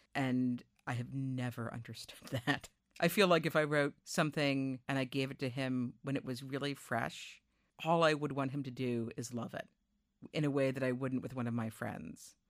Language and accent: English; Newton, Massachusetts, United States; my hometown, Newton, Massachusetts